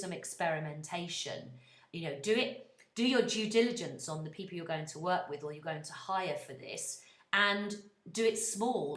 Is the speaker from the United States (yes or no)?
no; United Kingdom; I'm British and very proud of it